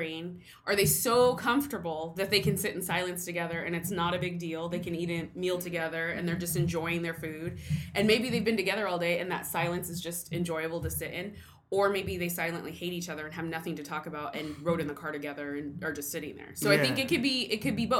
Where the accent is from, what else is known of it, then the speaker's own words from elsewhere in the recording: Stockton, California, United States; also born or lived in North Sacramento, California / Berkeley, California / Linden, California; I'm actually from Stockton